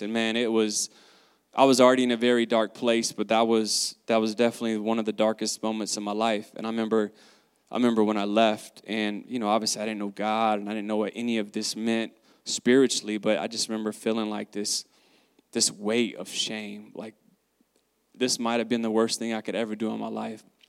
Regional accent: the South, United States; I grew up in the South

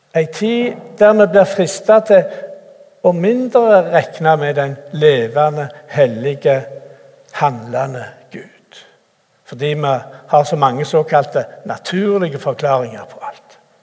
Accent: Randaberg, Rogaland, Norway; moved away as an adult; also born or lived in Cameroon / Bjerkreim / Bore; Jeg er opprinnelig fra Randaberg

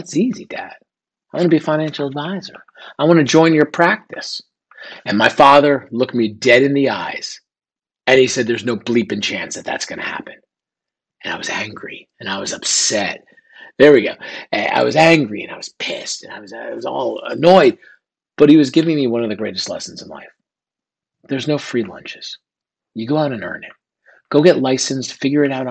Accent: northern New Jersey, United States; born or raised there

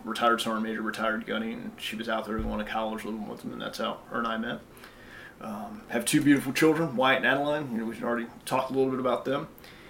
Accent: Tampa, Florida, United States; moved away as an adult; I'm from Tampa, you know. 32 years old from Tampa, joined the Marine Corps right after high school.

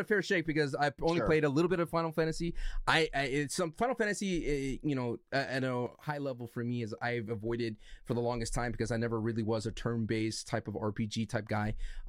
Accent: California, United States; Hey, I'm from California, bro.

